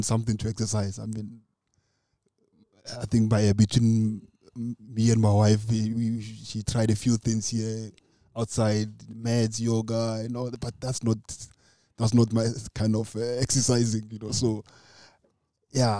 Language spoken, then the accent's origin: English; Khamathabata, a village about 45 km from Lubahome, Limpopo, South Africa; I was not born in Lubahome. I was born in Khamathabata. It's a village, it's about 45 k's from Lubahome.